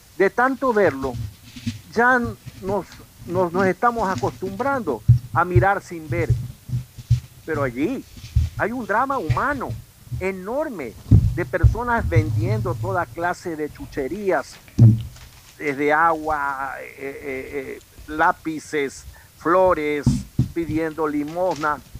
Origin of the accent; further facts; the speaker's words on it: Ecuador; somos los ecuatorianos